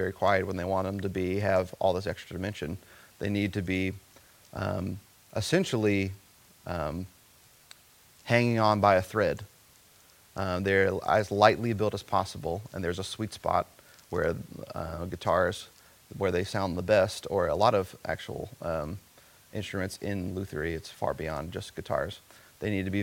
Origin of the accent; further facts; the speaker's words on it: coastal South Carolina, United States; I grew up in coastal South Carolina